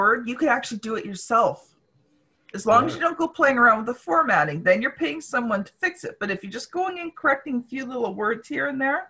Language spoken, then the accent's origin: English; Canada; as a Canadian